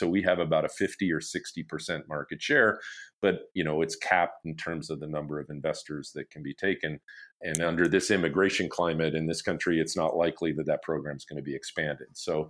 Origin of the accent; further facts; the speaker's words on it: Canada; I actually have an engineering degree, computer science related, and I grew up in Canada.